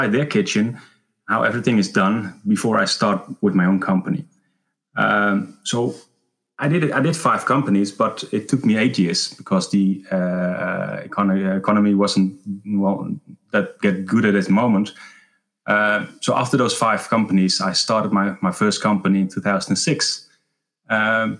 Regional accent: Netherlands; I was born in Horen, a small place in the Netherlands.

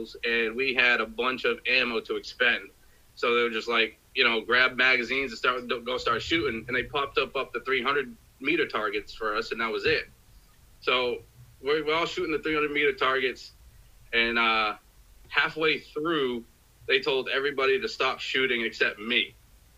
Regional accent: Boston, Massachusetts, United States; I grew up in Boston, Massachusetts. I lived my whole life there.

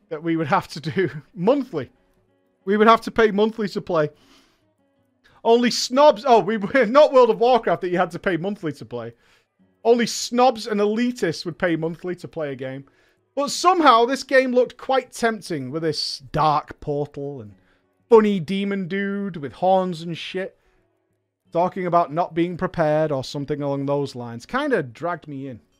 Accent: Austria; English is a second language; I first I have to apologise for my terrible English. I am indeed hailing from Austria, but I am not a native speaker. I was never good in English at school

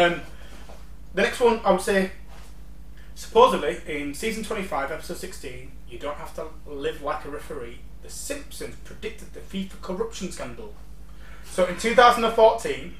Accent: England, United Kingdom; I'm English

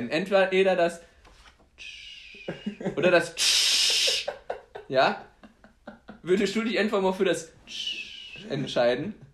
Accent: Poland; ich bin Pole, deswegen darf ich Polacken sagen, völlig, völlig in Ordnung

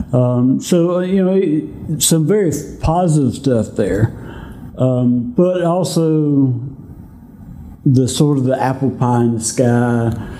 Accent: Greenville, South Carolina, United States; I'm from right around the Greenville area

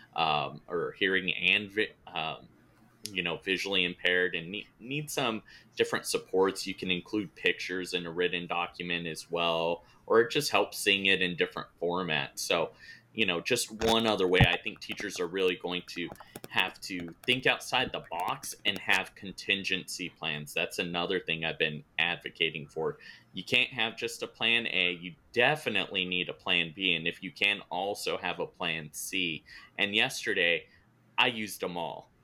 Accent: California, United States; growing up in California

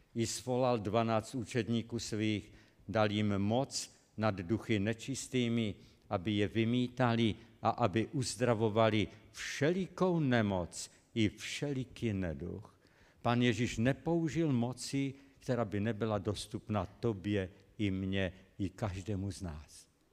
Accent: Český Těšín, Moravian-Silesian Region, Czechia; byl tam u nás v Českém Těšíně, pocházím z Českého Těšína.

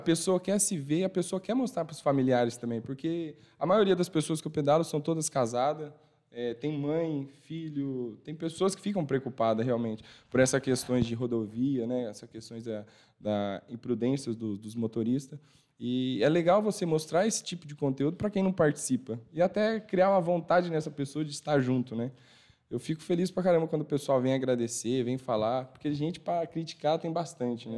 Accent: Tarumã, São Paulo, Brazil; eu sou de lá de Tarumã, São Paulo

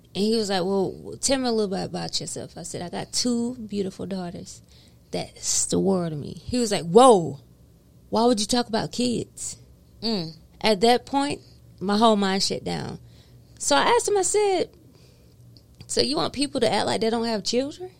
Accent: the South, United States; I'm from the South.

